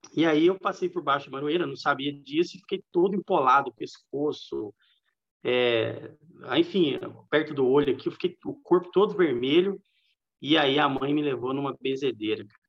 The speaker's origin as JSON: {"language": "Portuguese", "region": "Minas Gerais", "country": "Brazil", "tie": "born or raised there", "also_born_or_lived": "São Paulo, São Paulo, Brazil", "said": "eu sou mineiro mesmo, porque o comportamento em casa, a cultura é tudo de Minas"}